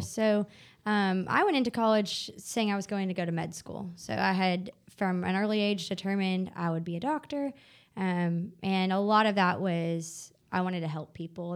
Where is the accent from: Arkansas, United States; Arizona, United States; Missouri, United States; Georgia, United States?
Arkansas, United States; Bentonville; I grew up in Bentonville, Arkansas, so home of Walmart